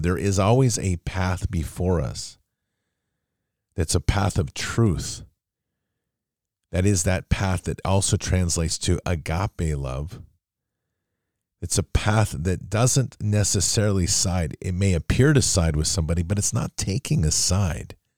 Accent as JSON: {"language": "English", "country": "United States", "said": "as an American"}